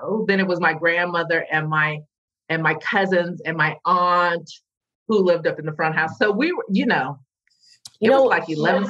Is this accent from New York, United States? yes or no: no; Los Angeles, California, United States; moved away; born and raised in South LA, South Central, whatever they're calling it these days. I've been away for a while. But born to a blue collar, you know, working family. My grandmother and her mother had immigrated from Georgia by way of Tennessee to Los Angeles